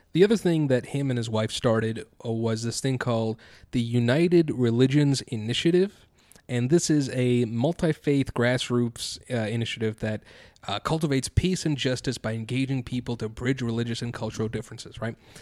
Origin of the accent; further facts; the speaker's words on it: India; I am an Indian individual